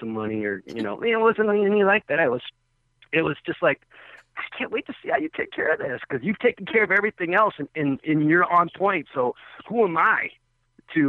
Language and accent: English; Texas, United States; moved away; I'm from Texas